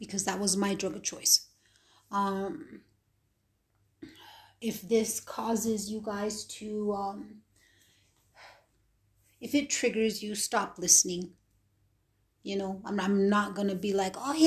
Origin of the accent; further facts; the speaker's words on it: New Mexico, United States; I was born and raised in New Mexico